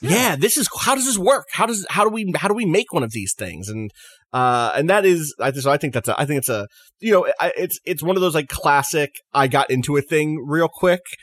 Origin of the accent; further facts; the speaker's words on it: New York City, New York, United States; as a New Yorker, as an American